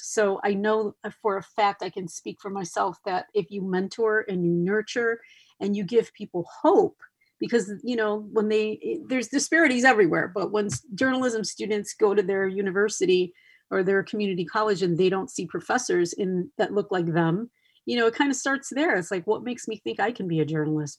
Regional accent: Chicago, Illinois, United States; now in San Diego, United States; I started in Chicago, which is my hometown

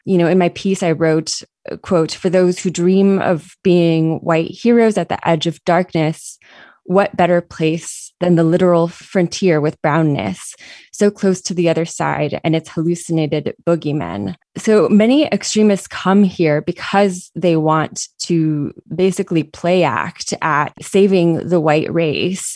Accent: San Diego, California, United States; I grew up here in San Diego um, in the South Bay

